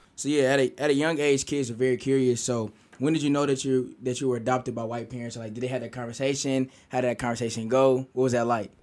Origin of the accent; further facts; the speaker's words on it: Kansas City, Missouri, United States; now in Columbia, United States; I'm from Kansas City, Missouri, and I'm a junior here at Mizzou